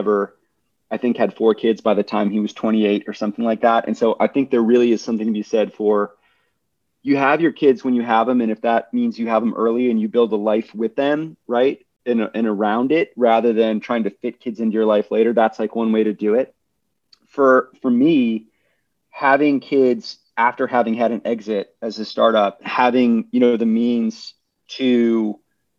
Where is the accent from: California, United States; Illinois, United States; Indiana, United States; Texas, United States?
Illinois, United States; Chicago; moved away as an adult; also born or lived in New York; Dialing in from Chicago. So after 16 years away, prodigal son returns to his hometown